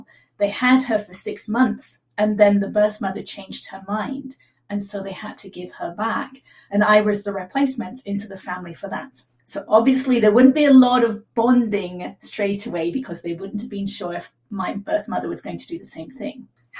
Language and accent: English; England, United Kingdom; born there; accent: mid-Atlantic; now in California, United States; I was conceived in New Zealand, and then I was born in England, and I now live in California, so I have a mid-Atlantic accent.